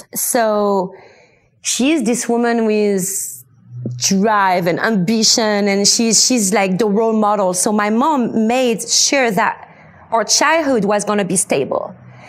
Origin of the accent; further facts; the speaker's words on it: United States; born there; English is a second language; I was born in America. My dad was a super cool musician, compositor, making quite amazing soundtracks. And he's kind of the one that had the master idea of making us as my twin and I, born in America.